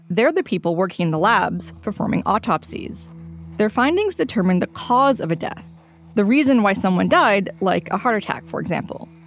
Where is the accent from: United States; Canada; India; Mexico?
Canada; Toronto, Ontario; now in Vancouver, Canada; I'm a student from Toronto who just moved to Vancouver.